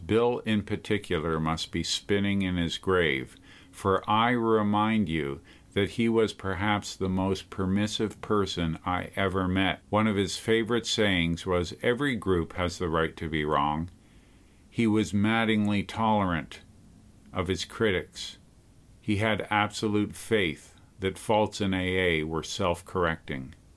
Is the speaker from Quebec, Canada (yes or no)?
yes; Montreal, Quebec, Canada; moved away as an adult; also born or lived in Calgary; now in Toronto, Canada; I left Montreal for Calgary back in nineteen seventy-nine, and now I was living six hours away from my hometown in Toronto, Ontario.